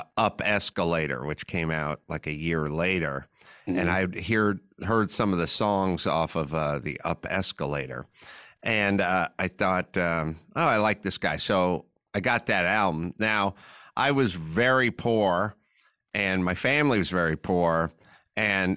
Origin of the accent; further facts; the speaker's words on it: Los Angeles, California, United States; I grew up in Los Angeles